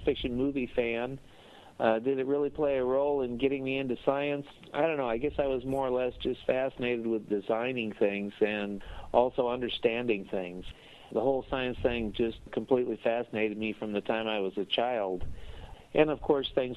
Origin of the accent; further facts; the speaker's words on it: Phoenix, Arizona, United States; moved away as an adult; now in Greenville, United States; I grew up in Phoenix, Arizona.